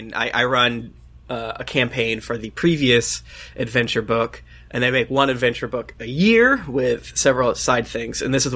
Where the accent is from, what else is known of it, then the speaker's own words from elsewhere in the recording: Florida, United States; moved away; I'm from Florida